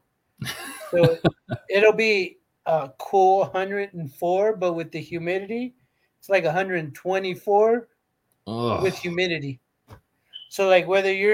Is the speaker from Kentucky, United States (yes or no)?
no; Illinois, United States; moved away; I grew up in Illinois